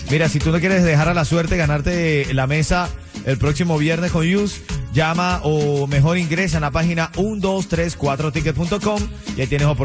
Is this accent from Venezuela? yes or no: yes; Venezuela; now in Mexico; No, yo soy de Venezuela, pero tengo tres meses aquí.